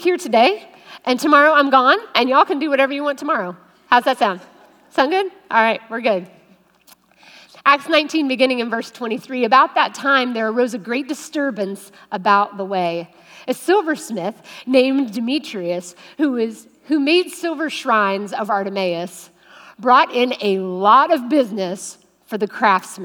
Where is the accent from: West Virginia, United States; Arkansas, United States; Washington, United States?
West Virginia, United States; now in Ohio, United States; I am a West Virginia girl.